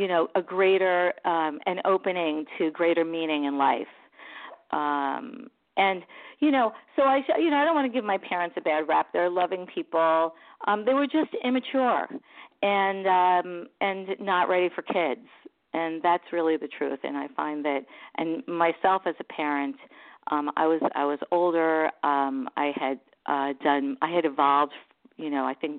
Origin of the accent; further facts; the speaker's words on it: New York City, New York, United States; also born or lived in Long Island; I grew up in Brooklyn, and my dad would used to build our furniture